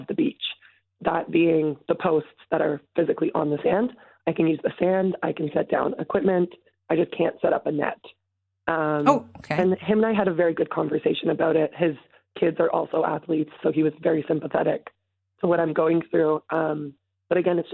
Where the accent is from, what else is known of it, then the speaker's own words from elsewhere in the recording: Toronto, Ontario, Canada; I am, born and raised in Etobicoke